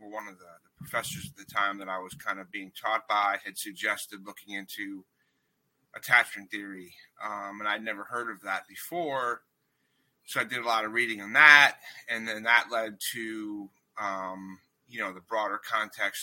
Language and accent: English; D.C., District of Columbia, United States; moved away as an adult; also born or lived in Erie, Pennsylvania; I grew up outside of Washington, D.C.